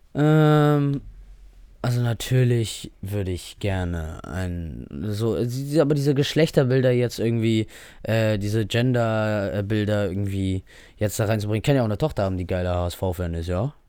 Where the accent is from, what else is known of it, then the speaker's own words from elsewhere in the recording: Germany; Offensichtlich liebe ich das Land, in dem ich hier aufgewachsen, geboren bin